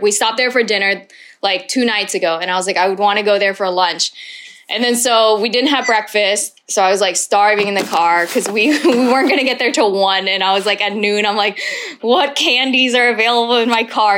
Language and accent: English; Texas, United States; moved away as an adult; now in Vietnam